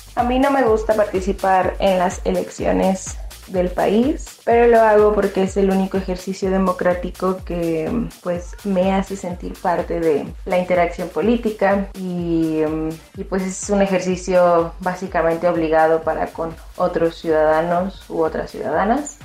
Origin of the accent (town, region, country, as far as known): Mexico